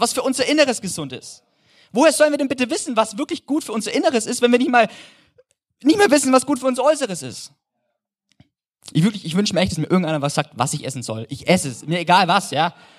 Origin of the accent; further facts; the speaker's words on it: Germany; als Deutscher